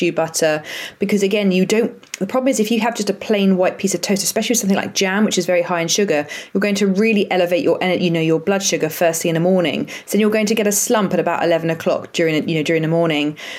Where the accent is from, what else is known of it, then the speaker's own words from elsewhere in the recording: Brighton, South East England, United Kingdom; moved away as an adult; also born or lived in Leeds; I'm from Brighton originally